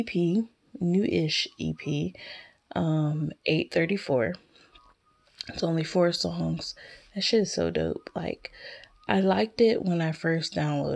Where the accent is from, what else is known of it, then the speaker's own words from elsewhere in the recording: Alabama, United States; I'm from Alabama